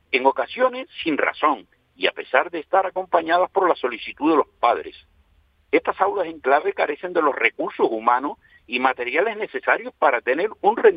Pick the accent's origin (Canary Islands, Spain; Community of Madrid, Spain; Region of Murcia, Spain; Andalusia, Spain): Canary Islands, Spain; Somos un 15% de la población. Tenemos legislados nuestros derechos y somos canarios como los demás.